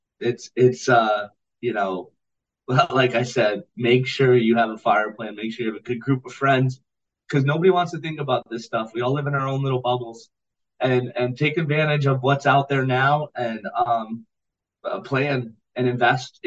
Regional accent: United States; us Americans

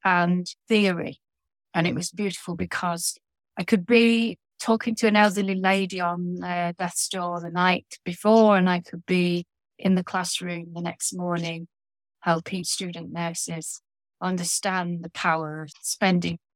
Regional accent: Lancashire, North West England, United Kingdom; now in Yorkshire, United Kingdom; having been born in Lancashire on the other side of the Pennines, which is a row of hills between, well, down the spine of the country, I've given up on my Lancashire roots and gone over to the other side

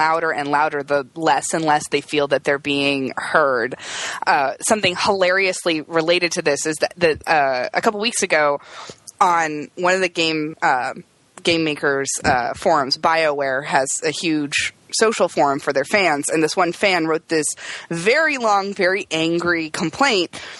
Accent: Indiana, United States; I grew up in Indiana

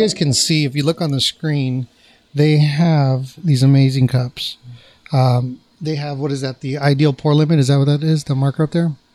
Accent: Placentia, California, United States; my hometown, nice Placentia, California

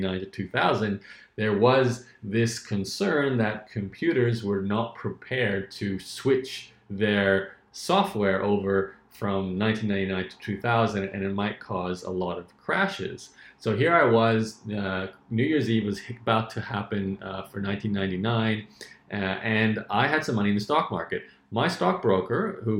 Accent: Australia; where I was growing up in Australia, it wasn't a lot of money

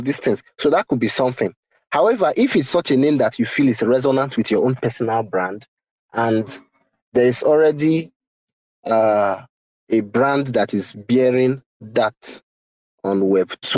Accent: Nigeria; I'm a Nigerian

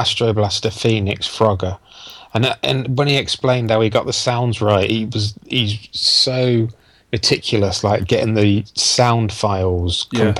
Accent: Earls Barton, East Midlands, United Kingdom; moved away; also born or lived in Wellingborough; I'm originally from Wellingborough, then a little village called Earlsbarton.

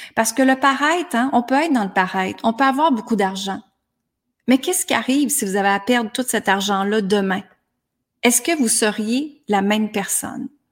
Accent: Granby, Quebec, Canada; moved away as an adult; À l'âge de 19 ans, je suis partie de Granby, ma petite ville

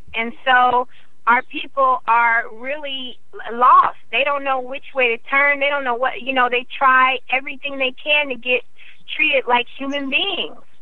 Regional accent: Iowa, United States; I grew up in Iowa, 97% white

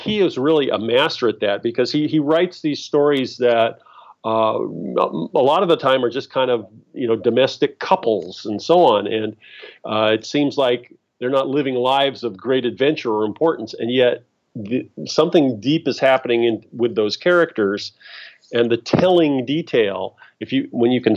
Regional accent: Los Angeles, California, United States; I'm an L.A. boy. I grew up in Los Angeles.

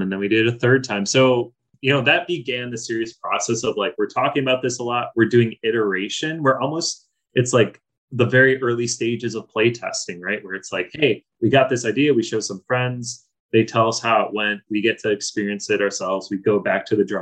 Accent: Chicago, Illinois, United States; I grew up in Edison Park, right on the outskirts of Chicago, and then moved to the suburbs when I was around 11

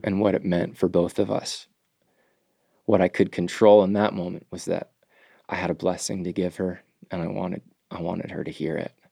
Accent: United States; as an American man

